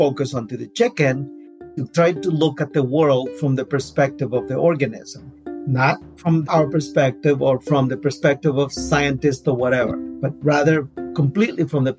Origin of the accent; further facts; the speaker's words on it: Guatemala; moved away as an adult; also born or lived in Minnesota; now in Northfield, United States; I'm originally from Guatemala.